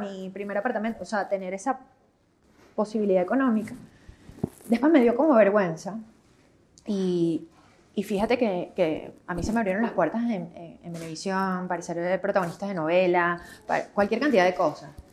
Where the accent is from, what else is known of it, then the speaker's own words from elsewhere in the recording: Venezuela; moved away as an adult; also born or lived in Netherlands; como venezolanos